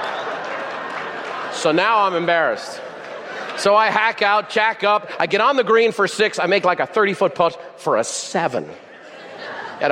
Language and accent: English; Ireland; I'm Irish